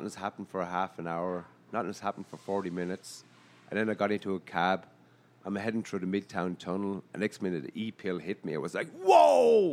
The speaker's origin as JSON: {"language": "English", "country": "Ireland", "moved": "yes", "lives_now": "New York, United States", "said": "I come from Ireland"}